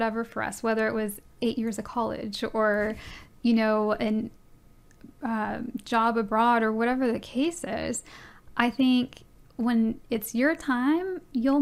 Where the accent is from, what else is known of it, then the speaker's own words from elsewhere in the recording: San Antonio, Texas, United States; moved away; I was born and raised in San Antonio